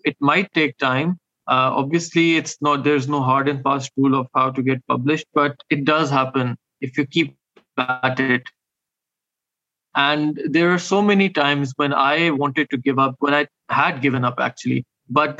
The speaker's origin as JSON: {"language": "English", "country": "Pakistan", "said": "I'm a Pakistani author"}